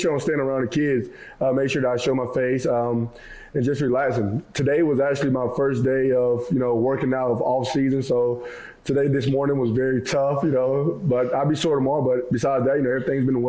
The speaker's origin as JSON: {"language": "English", "region": "South Carolina", "country": "United States", "said": "I'm from South Carolina"}